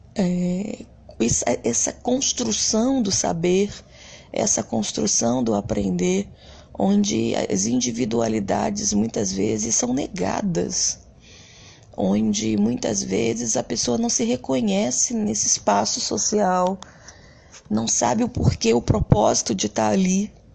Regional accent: Rio de Janeiro, Brazil; Eu venho de um bairro bastante humilde no Rio de Janeiro chamado Bangu. E eu costumo sempre dizer para as pessoas a minha origem

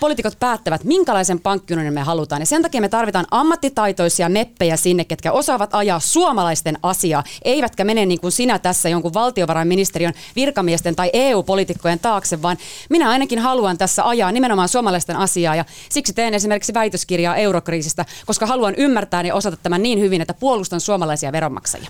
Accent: Finland

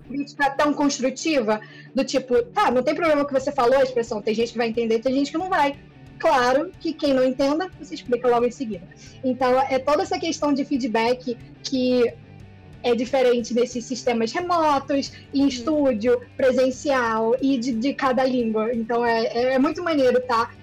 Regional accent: Rio de Janeiro, Brazil; Eu sou do Rio

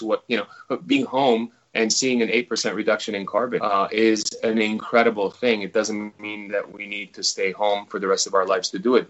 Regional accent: Los Angeles, California, United States; moved away as an adult; now in New Zealand; my parents, my all my friends, and everyone I grew up with is in Los Angeles

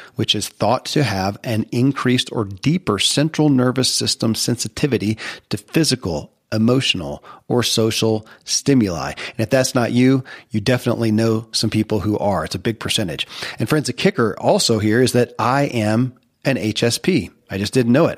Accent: Kentucky, United States; born or raised there

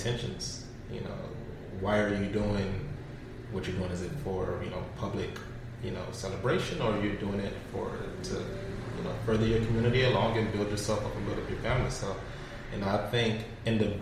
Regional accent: Florida, United States; Growing up in Florida, I've been through a couple hurricanes myself

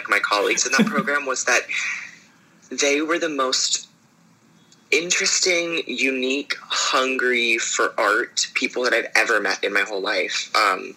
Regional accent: Pittsburgh, Pennsylvania, United States; moved away as an adult; also born or lived in New York City; now in Brooklyn, New York, United States; I'm originally from the suburbs just north of Pittsburgh, Pennsylvania, and I studied there for, about 10 years through my high school years doing theater professionally in my hometown

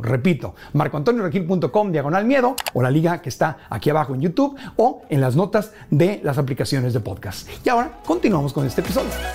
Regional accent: Mexico; Como mexicanos

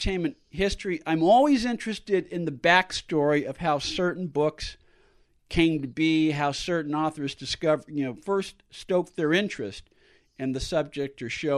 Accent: San Francisco, California, United States; the house that I grew up in San Francisco

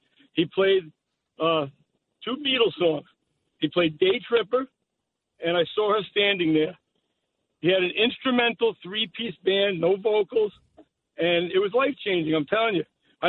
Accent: Bergenfield, New Jersey, United States; I grew up in Bergenfield, New Jersey.

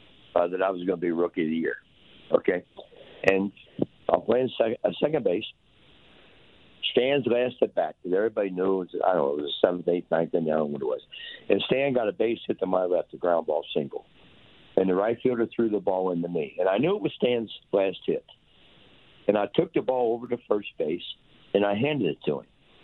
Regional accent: Cincinnati, Ohio, United States; moved away as an adult; also born or lived in Philadelphia / Montreal; when I was a kid growing up in Cincinnati going to Reds games

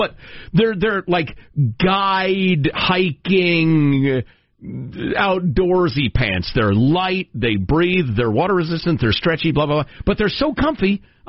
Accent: Chicago, Illinois, United States; Look, as a Chicagoan and a glutton, I'm here to tell you, people look at the sauce as an afterthought.

